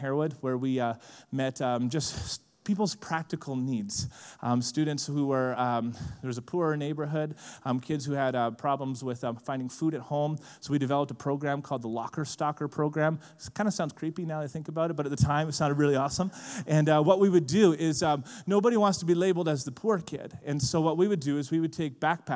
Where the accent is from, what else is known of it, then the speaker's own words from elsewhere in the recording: Vancouver Island, British Columbia, Canada; I'm from Vancouver Island